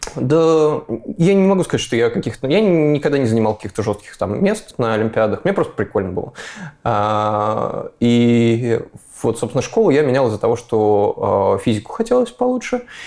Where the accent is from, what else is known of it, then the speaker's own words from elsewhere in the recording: Moscow, Russia; я из Москвы